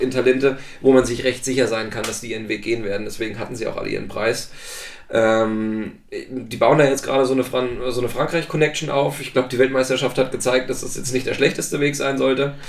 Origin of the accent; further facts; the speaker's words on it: Thuringia, Germany; moved away; ich komme ursprünglich aus Thüringen